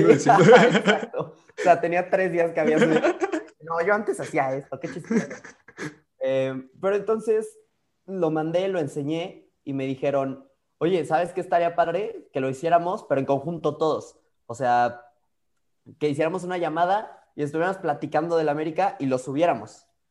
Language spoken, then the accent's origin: Spanish; Mexico; yo más mexicano que el nopal